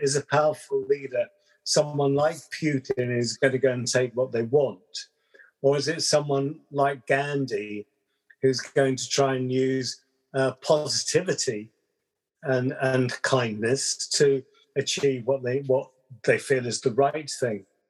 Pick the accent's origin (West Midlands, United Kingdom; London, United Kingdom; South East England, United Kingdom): London, United Kingdom; accent: Southern English; moved away; also born or lived in West Country / Wales; born in uh, london brixton very multicultural kind of melting pot